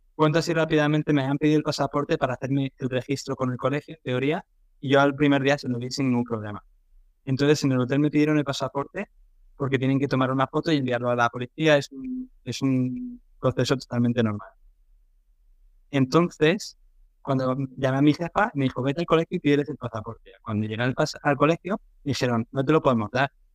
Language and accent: Spanish; Madrid, Community of Madrid, Spain; moved away as an adult; also born or lived in Northern Ireland / England; now in Vietnam; yo soy de España, de Madrid, ¿vale? un barrio de la periferia. No soy del centro, o sea, yo de joven y tal iba al centro una vez cada tres meses